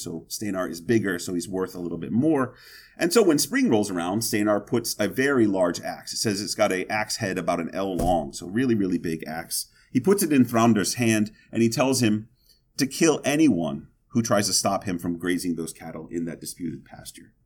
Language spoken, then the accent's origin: English; Mississippi, United States; I'm from Mississippi